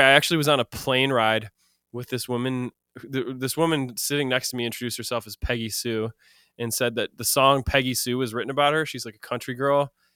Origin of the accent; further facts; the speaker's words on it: Madison, Wisconsin, United States; moved away as an adult; now in Los Angeles, United States; I'm from Madison, Wisconsin originally.